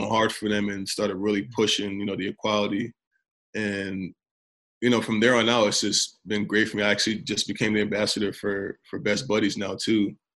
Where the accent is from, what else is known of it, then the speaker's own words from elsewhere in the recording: Detroit, Michigan, United States; I grew up in Detroit, damn near my teens into my early 20s